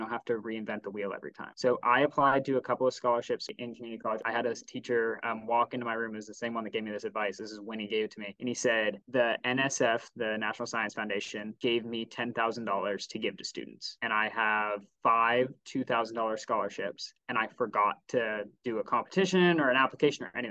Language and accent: English; Bay Area, California, United States; I grew up in the Bay Area